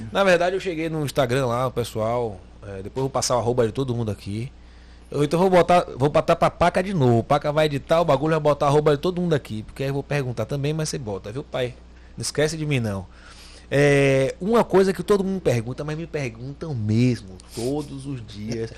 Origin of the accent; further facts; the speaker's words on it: Bahia, Brazil; sou baiano